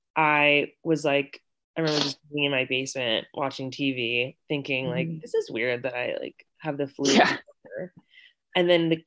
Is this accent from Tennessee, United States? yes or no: no; Wethersfield, Connecticut, United States; moved away as an adult; also born or lived in Virginia / Utah / California / Colorado; now in Denver, United States; And I grew up in Wethersfield, Connecticut, which is a small suburb outside of Hartford. And so lived in Connecticut up until I was 18.